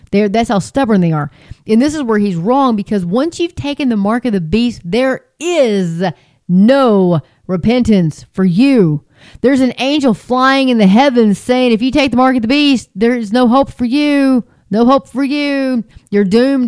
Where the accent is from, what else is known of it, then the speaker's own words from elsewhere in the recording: between Hart and Nazareth, Texas, United States; I'm, in between Hart and Nazareth, Texas. That's where I'm from. That's where I'm at now. But um, that's where I was raised.